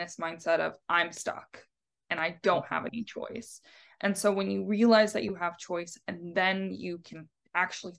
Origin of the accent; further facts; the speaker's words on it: Arizona, United States; moved away as an adult; now in Santa Cruz, United States; I grew up in Arizona